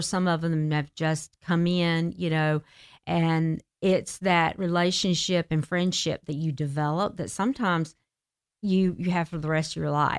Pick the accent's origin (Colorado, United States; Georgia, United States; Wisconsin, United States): Georgia, United States; Marietta; I'm from the South. I'm from Marietta, Georgia. and, uh, was born and raised by a gospel singer